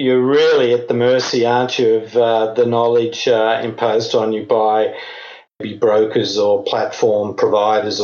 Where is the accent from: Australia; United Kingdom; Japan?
Australia; now in Europe; Originally from Australia, now living in Europe.